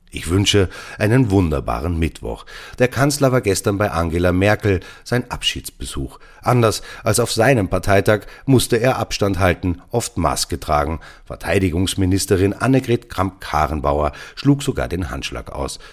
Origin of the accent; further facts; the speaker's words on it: Austria; Als Österreicher